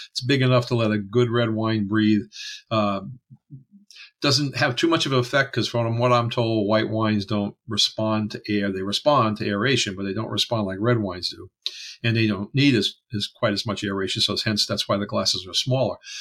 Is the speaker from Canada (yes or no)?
yes; Canada; I'm French Canadian